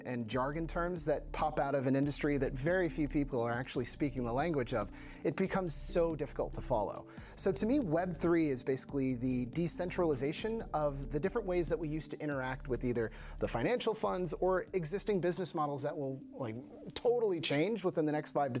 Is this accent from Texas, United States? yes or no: no; Washington, District of Columbia, United States; moved away as an adult; now in Copenhagen, Denmark; I'm originally from Washington, D.C., but I've been living here in Copenhagen, Denmark for almost 7 years now.